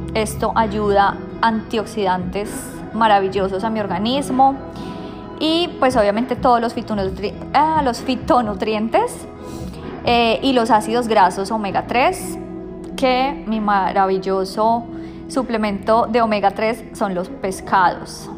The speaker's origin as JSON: {"language": "Spanish", "region": "Bogotá", "country": "Colombia", "moved": "yes", "lives_now": "Sydney, Australia", "said": "yo soy de Bogotá"}